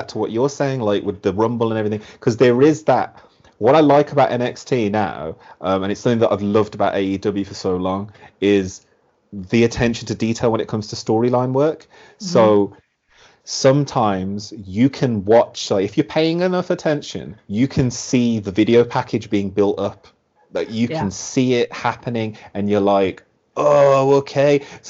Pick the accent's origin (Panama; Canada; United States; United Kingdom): United Kingdom; Birmingham, West Midlands; so like Pete Dunne's from Birmingham, yeah? I am also from Birmingham.